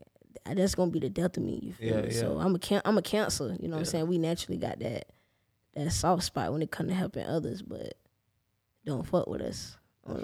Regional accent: Jacksonville, Florida, United States; I'm from the West Side

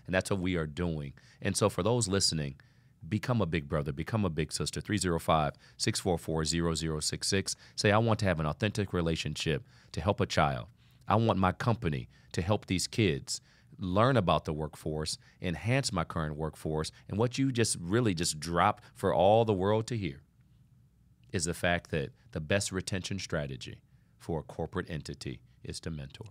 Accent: Toledo, Ohio, United States; now in South Florida, United States; I grew up in Ohio as well, Toledo, Ohio

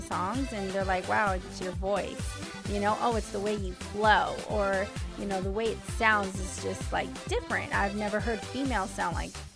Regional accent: Pacifica, California, United States; also born or lived in San Francisco, California / Daly City, California; I was born in San Francisco, but I was raised in Daly City and Pacifica, which is in the outer parts of San Francisco

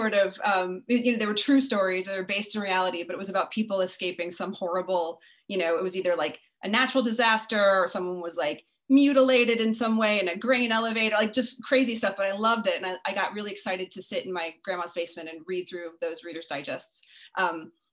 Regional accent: Lubbock, Texas, United States; also born or lived in Turkey, Texas; I was born in Lubbock, Texas, and I grew up an only child, although I ended up having six step siblings later. But as a child, I was only child in a rural area

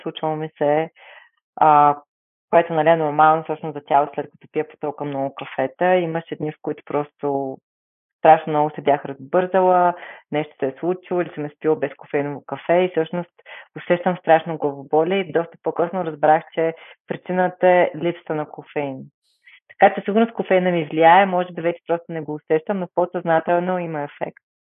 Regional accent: Bulgaria; се гордея, че съм българка

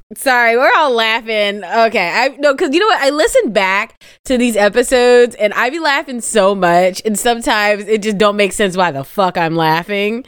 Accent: Midwest, United States; I'm from the Midwest, too

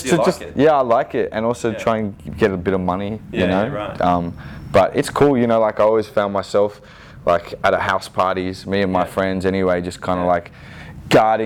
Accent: Sydney, New South Wales, Australia; growing up in the Inner West

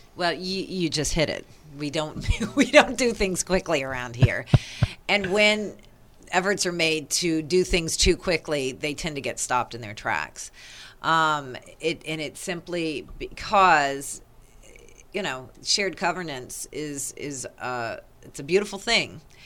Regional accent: East Coast, United States; moved away; I'm from the East Coast

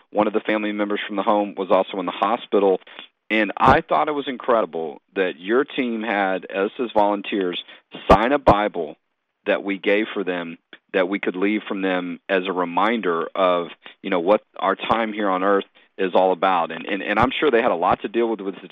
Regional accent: Houston, Texas, United States; I'm originally from Houston

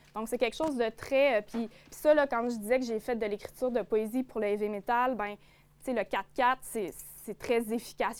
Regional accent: Côte-Nord, Quebec, Canada; accent: notre accent d'ici; je viens d'ici, euh, évidemment, mes références, ce dont j'ai envie de parler, ben, c'est mon territoire, c'est la côte nord, c'est mes souvenirs d'enfance que j'ai vécu

